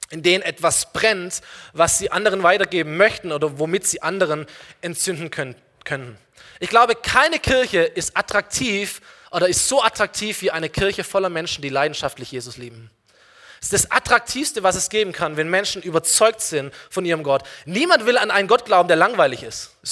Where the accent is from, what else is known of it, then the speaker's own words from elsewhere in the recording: Aalen, Baden-Württemberg, Germany; Aalen ist meine Heimatstadt, komm, wir fahren hin eine Stunde